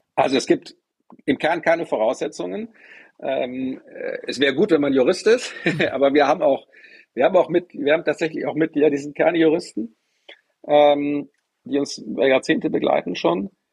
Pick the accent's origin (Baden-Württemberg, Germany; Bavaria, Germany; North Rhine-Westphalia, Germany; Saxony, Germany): North Rhine-Westphalia, Germany; Bonn; ich bin in Bonn groß geworden